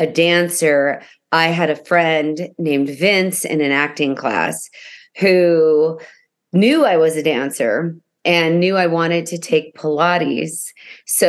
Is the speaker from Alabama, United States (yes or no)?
no; Las Vegas, Nevada, United States; now in Los Angeles, United States; I was born and raised in Las Vegas